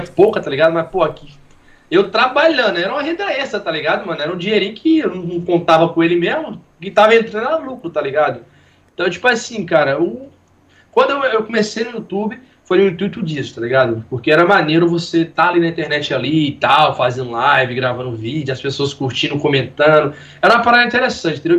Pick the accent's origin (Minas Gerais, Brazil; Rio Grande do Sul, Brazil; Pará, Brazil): Minas Gerais, Brazil; accent: mineiro; moved away as an adult; now in Rio de Janeiro, Brazil; A gente é de Vila Gabriel Passo, né? Minas Gerais aí. Cidadezinha pequena